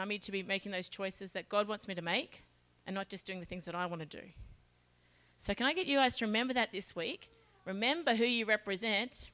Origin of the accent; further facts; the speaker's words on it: Charters Towers, Queensland, Australia; I'm from Charters Towers